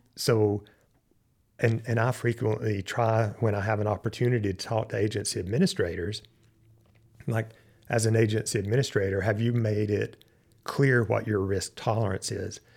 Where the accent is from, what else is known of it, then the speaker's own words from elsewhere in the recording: Western North Carolina, United States; moved away; grew up in Western North Carolina